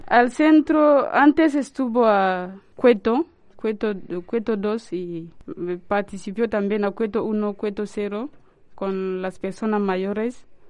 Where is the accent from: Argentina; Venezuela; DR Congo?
DR Congo; Spanish is a second language; moved away as an adult; now in Santander, Spain; soy de la República Democrática del Congo, en África.